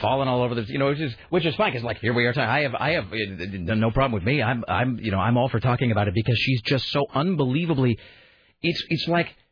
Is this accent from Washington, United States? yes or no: yes; Ellensburg, Washington, United States; now in Portland, United States; growing up in Eastern Washington